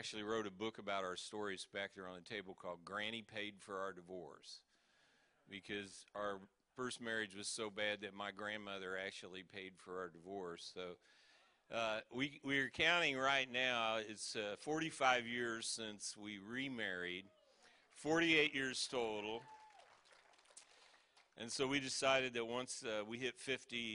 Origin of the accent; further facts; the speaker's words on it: Kansas City, United States; we're from Kansas City, you know, the barbecue capital of the world